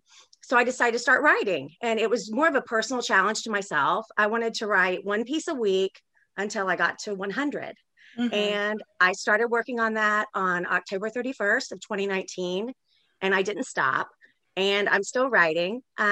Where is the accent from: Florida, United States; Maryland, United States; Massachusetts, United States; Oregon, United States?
Florida, United States; also born or lived in Daytona / Gainesville; I went to seven different schools growing up. So I write a lot about places I've lived. I grew up in South Florida. You know, I lived in Daytona when Eileen Wuornos was hunting.